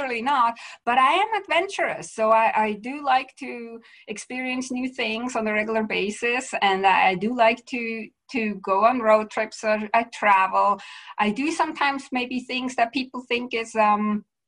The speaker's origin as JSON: {"language": "English", "country": "Switzerland", "also_born_or_lived": "Vancouver area, Canada", "moved": "as an adult", "lives_now": "Vancouver, Canada", "said": "I'm originally from Switzerland, but I live now in Canada, Western Canada, to be clear, in the Vancouver area."}